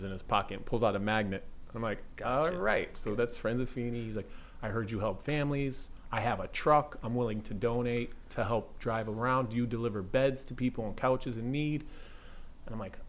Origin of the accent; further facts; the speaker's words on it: Waterbury, Connecticut, United States; moved away as an adult; now in West Hartford, United States; I moved from Waterbury to West Hartford. I taught at the school that I went to as a kid, Kingsbury School